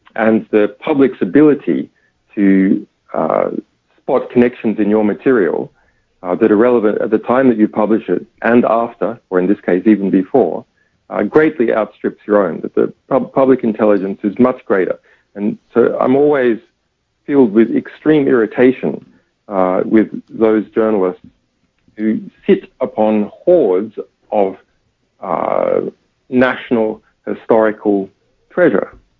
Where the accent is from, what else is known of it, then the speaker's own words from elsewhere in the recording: Australia; even as an Australian